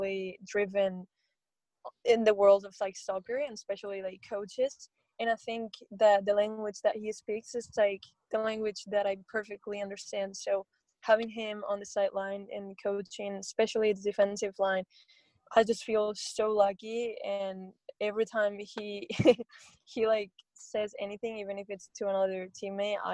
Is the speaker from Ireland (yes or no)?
no; Spain; moved away as an adult; now in Seattle, United States; when I was still in Spain